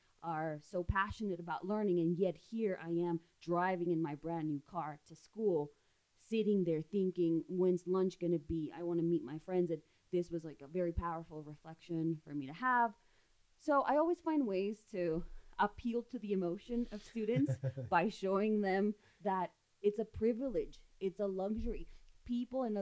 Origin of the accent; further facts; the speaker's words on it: Ciudad Juárez, Chihuahua, Mexico; I grew up in Juarez